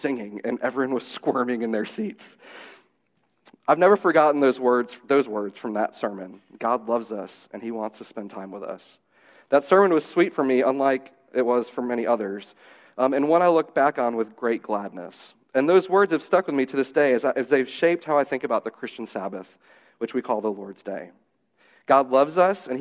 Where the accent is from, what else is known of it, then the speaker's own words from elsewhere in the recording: St. Louis, Missouri, United States; the church that I grew up at in St. Louis